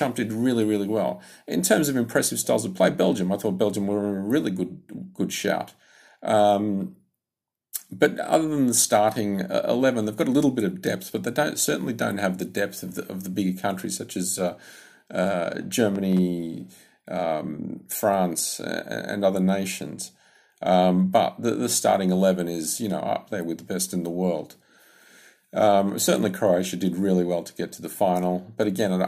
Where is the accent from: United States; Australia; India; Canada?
Australia; Sydney, New South Wales; I'm from Sydney, Australia